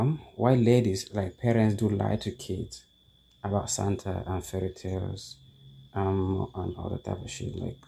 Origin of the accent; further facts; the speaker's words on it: Cameroon; English is a second language; My English, I'm truly learning. I'm from Cameroon, Africa, by the way. If you can identify the accent